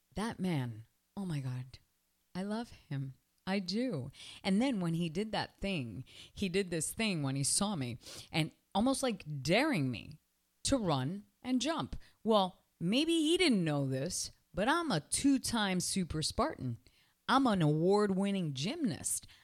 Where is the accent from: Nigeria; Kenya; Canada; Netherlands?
Canada; now in Miami, United States; I'm from Canada